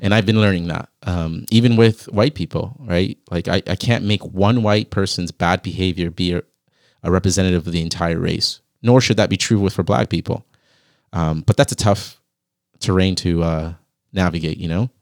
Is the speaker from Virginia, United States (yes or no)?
yes; Virginia Beach, Virginia, United States; I grew up in Virginia